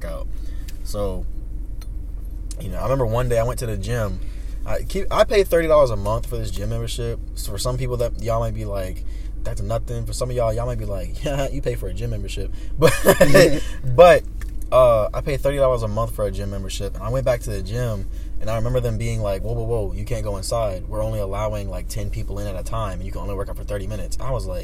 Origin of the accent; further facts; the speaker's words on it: United States; as an American